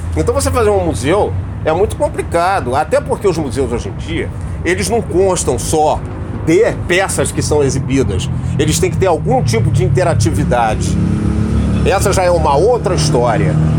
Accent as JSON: {"language": "Portuguese", "region": "Rio de Janeiro", "country": "Brazil", "tie": "born or raised there", "also_born_or_lived": "Petrópolis", "said": "eu fui criado na Rua Barão de Jaguaripe, em Ipanema"}